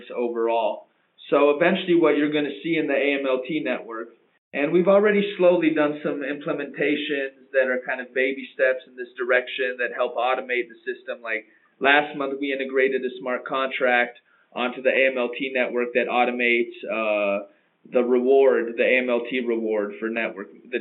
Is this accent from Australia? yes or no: no; United States; moved away; also born or lived in London; as an American originally myself